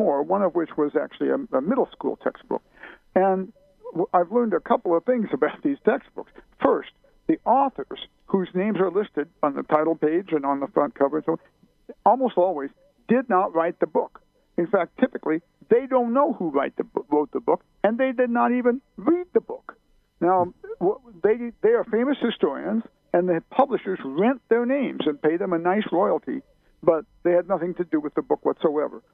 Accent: Decatur, Illinois, United States; I grew up in Decatur, Illinois, right in the middle of Illinois and right in the middle of the Midwest

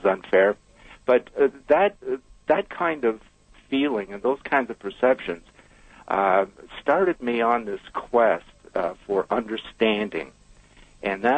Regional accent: Brantford, Ontario, Canada; I was born and raised in Brantford, Ontario.

